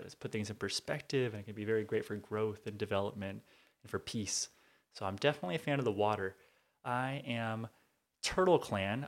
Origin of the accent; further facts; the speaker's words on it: Southern California, United States; also born or lived in Tacoma, Washington / Billings, Montana / Bellevue, Washington / Rancho Cucamonga, California; growing up in Southern California, love listening to Power one oh six